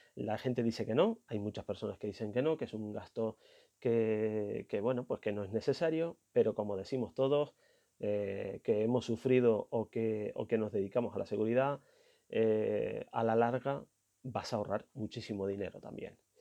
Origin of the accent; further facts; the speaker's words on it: Canary Islands, Spain; el 000 en mi idioma, que soy canario